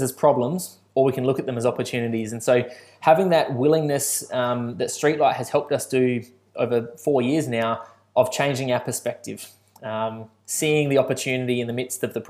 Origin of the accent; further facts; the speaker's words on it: Balaklava, South Australia, Australia; now in Adelaide, Australia; the country town I grew up in Balaclava